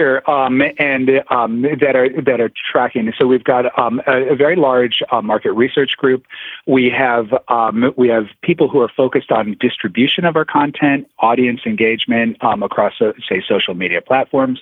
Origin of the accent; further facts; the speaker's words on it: Toledo, Ohio, United States; moved away; I was born in Toledo, Ohio